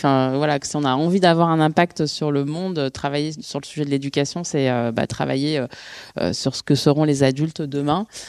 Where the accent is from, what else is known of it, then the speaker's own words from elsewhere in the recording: Bondy, Île-de-France, France; je suis née et j'ai grandi à Bondy, en Seine-Saint-Denis